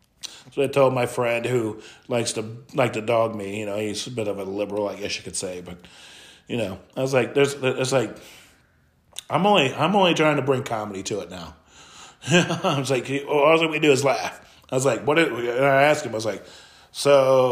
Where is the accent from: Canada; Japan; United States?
Canada; My bad, I'm from Canada. Yeah. I was born in Canada.